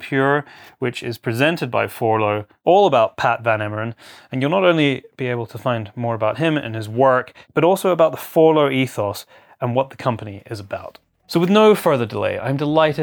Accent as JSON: {"language": "English", "country": "United Kingdom", "said": "my home country of the UK"}